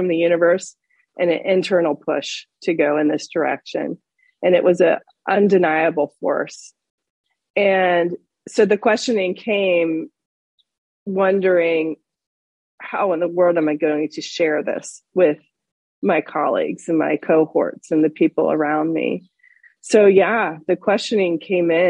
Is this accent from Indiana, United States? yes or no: no; Florida, United States; moved away as an adult; also born or lived in western United States; Growing up in Florida, and then being out west in the wide open spaces near where you are right now in Utah